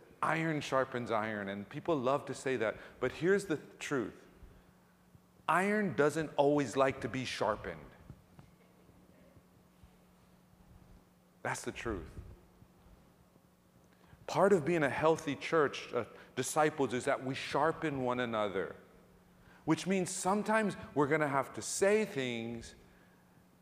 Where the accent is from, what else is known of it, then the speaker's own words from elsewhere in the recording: Ewa Beach, Hawaii, United States; moved away; growing up in Hawaii, and especially growing up in Ewa Beach, not new Ewa Beach, but real Ewa Beach